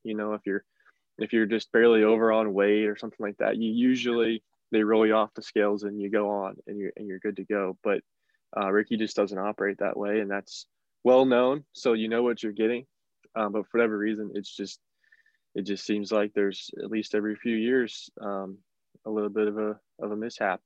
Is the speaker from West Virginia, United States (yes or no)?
yes; northern West Virginia, United States; I'm from northern West Virginia